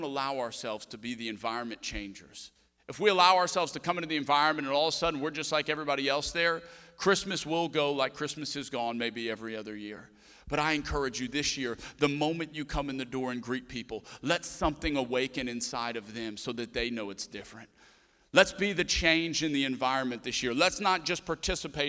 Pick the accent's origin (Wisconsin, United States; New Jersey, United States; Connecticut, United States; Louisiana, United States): Louisiana, United States; Cajun; We're Cajun.